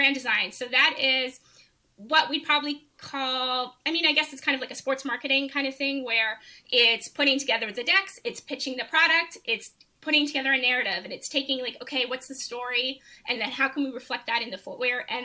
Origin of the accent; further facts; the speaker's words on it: Canada; as an international student, which I would have been as a Canadian at the time